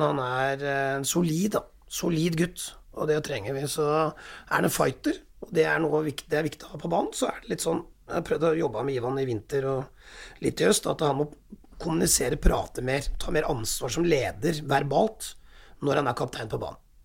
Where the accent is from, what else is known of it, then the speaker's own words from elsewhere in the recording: Raufoss, Innlandet, Norway; moved away; also born or lived in Telemark; jeg vokste opp på Raufoss